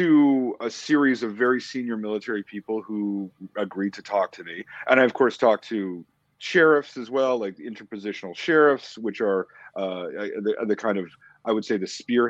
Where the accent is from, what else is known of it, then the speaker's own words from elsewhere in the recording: Canada; which was totally foreign to me as a Canadian, right? I was never taught it in school.